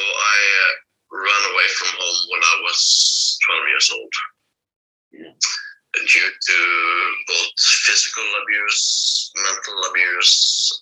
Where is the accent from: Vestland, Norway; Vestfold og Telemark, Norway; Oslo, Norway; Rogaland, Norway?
Vestland, Norway; Bergen; also born or lived in Tønsberg; They force moved me from my hometown Bergen, where I'm now, to a town called Tønsberg, which is on the east side of Norway.